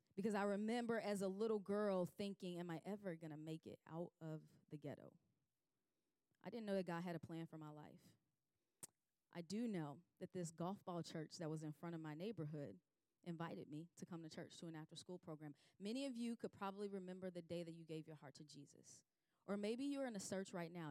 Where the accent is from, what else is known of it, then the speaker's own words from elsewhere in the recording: Chicago, Illinois, United States; moved away; I grew up in Chicago